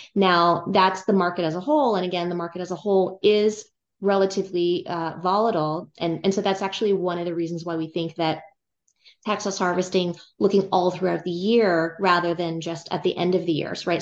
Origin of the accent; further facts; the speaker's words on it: California, United States; I grew up in California, and I went to college at U C Berkeley